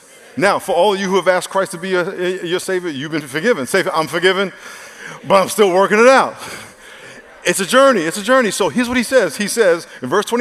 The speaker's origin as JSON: {"language": "English", "region": "New York", "country": "United States", "tie": "born or raised there", "said": "I grew up in New York"}